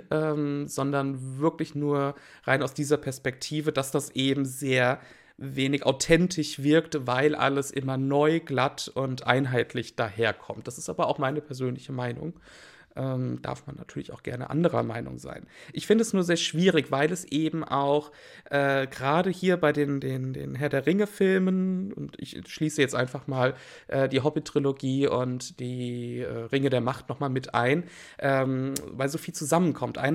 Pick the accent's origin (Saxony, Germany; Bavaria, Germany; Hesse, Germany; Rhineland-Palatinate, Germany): Hesse, Germany; Wiesbaden; born there; Na gut, ich bin in Wiesbaden geboren. Ähm, geboren worden.